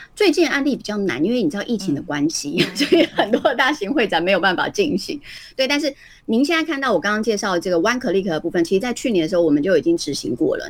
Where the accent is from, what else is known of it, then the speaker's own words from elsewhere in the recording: Taiwan; 我们是台湾人嘛